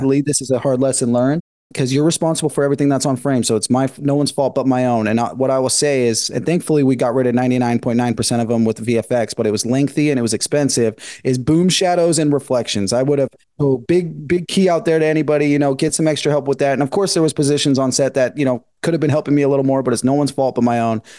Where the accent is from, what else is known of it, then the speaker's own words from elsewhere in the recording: Northern California, United States; moved away as an adult; now in Los Angeles, United States; I'm from Northern California. I've been in LA for about 10 years